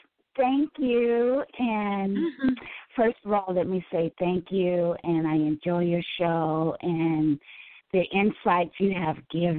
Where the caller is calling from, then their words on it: Carmichael, California, United States; I am calling from Carmichael, California.